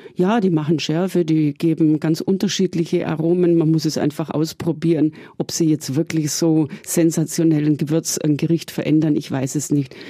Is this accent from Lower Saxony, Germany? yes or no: no; Augsburg, Bavaria, Germany; ich komme aus Augsburg